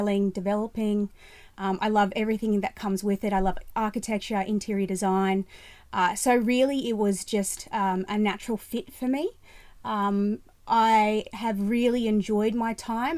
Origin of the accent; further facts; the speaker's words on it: Ipswich, Queensland, Australia; also born or lived in Brisbane; I was born and raised in Ipswich